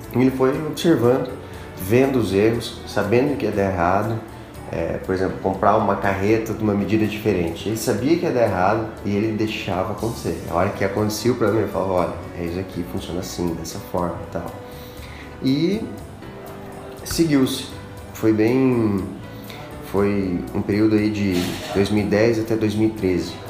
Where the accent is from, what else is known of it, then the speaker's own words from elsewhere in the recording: Brazil; Nós como brasileiros